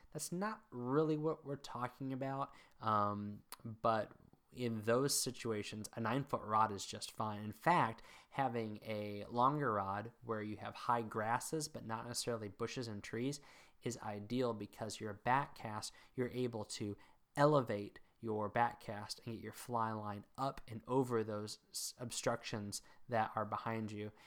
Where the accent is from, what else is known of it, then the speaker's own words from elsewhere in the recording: Mid-Atlantic, United States; also born or lived in Northern Virginia / Maryland / south central Pennsylvania; now in New England, United States; I grew up in the mid Atlantic